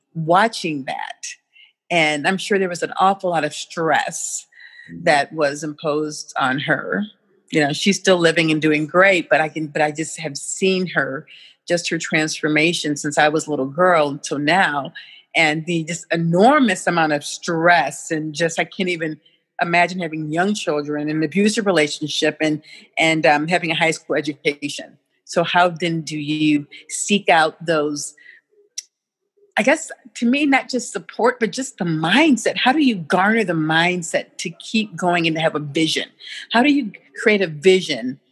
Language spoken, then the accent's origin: English; St. Louis, Missouri, United States; My roots are in St. Louis, Missouri